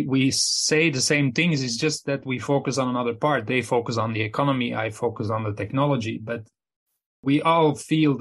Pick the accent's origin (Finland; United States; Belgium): Belgium; Flanders; I'm from Belgium, which is just next to Netherlands. I mean, my hometown is 30 kilometers from the Netherlands, and they speak the same language.